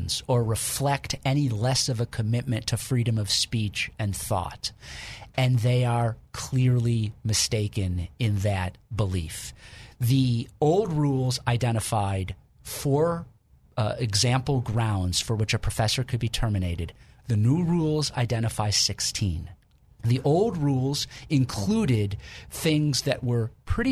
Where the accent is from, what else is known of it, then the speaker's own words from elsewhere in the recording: Illinois, United States; moved away; my home state of Illinois